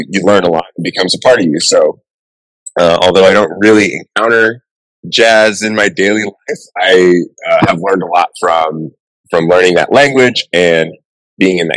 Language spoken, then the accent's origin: English; Miami, Florida, United States; grew up in Miami and lived kind of the subtropical life my whole life.